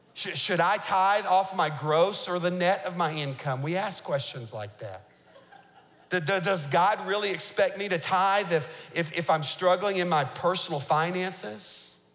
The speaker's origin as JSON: {"language": "English", "country": "United States", "said": "as an American"}